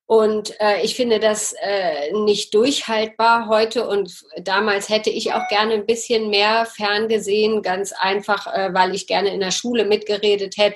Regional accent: Hanover, Lower Saxony, Germany; komme aus Hannover

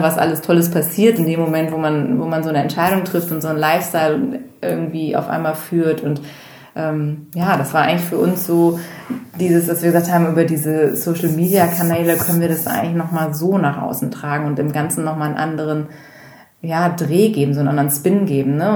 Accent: Bergisch Gladbach, North Rhine-Westphalia, Germany; now in Hamburg, Germany; Ich komme eigentlich aus dem Rheinland, also aus der Nähe von Köln.

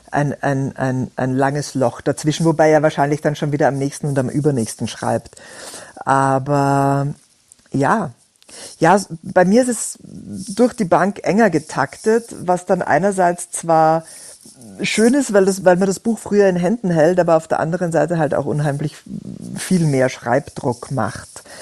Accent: Austria; accent: Austrian; Ich bin Österreicherin, das würde man durchaus auch immer mithören.

